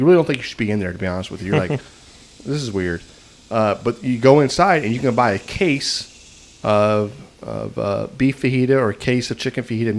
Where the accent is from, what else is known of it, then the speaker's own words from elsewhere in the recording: Texas, United States; we're from Texas.